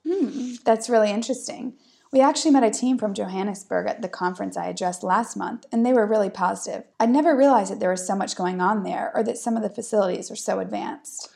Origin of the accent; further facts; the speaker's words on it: United States; moved away; I'm American